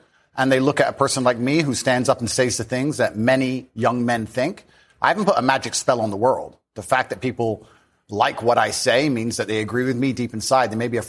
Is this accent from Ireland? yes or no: no; Luton, East of England, United Kingdom; also born or lived in United States; He met my mother here in England. And then I was raised initially in the United States, and then I moved to Luton, England, when I was younger. So I've moved around a lot.